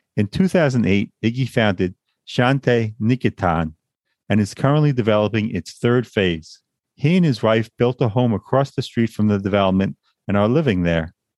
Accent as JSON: {"language": "English", "area": "Long Island", "region": "New York", "country": "United States", "tie": "born or raised there", "also_born_or_lived": "Brooklyn, New York", "said": "Born and raised in Long Island, New York, a place I've always wanted to leave. We've lived in Brooklyn, New York for many years"}